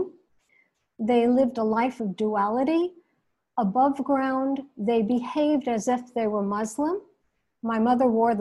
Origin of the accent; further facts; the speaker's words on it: United States; now in New York City, United States; I was born here in the United States, but my parents came from the Iranian city of Mashhad.